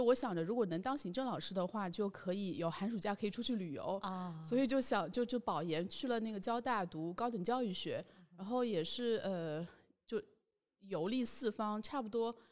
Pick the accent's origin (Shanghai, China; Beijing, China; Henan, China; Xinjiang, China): Shanghai, China; 因为我自己是出生在上海